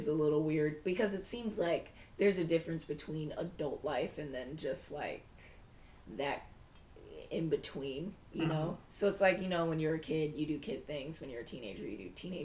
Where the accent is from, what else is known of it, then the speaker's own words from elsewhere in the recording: England, United Kingdom; Me being English.